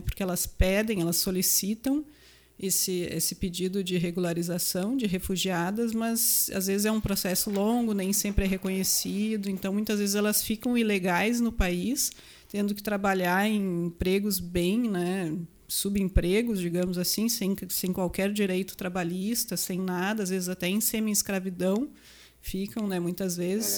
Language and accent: Portuguese; Rolante, Rio Grande do Sul, Brazil; now in Serra Gaúcha, Brazil; Eu não sou aqui da Serra, né? Eu sou de Rolante, Vale do Paranhana ali